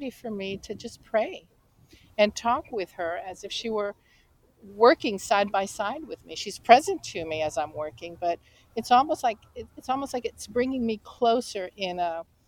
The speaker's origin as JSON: {"language": "English", "region": "the Bible Belt in the South", "country": "United States", "tie": "born or raised there", "said": "I grew up in the Bible Belt in the South"}